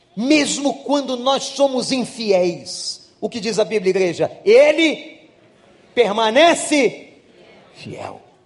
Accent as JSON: {"language": "Portuguese", "country": "Brazil", "said": "A gente é brasileiro"}